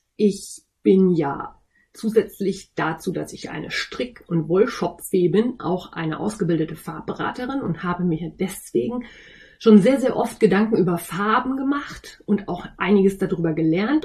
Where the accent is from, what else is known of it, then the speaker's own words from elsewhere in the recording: North Rhine-Westphalia, Germany; accent: East Westphalian; ich komme aus Ostwestfalen. Und ein G in Ostwestfalen wird ganz schnell mal zum CH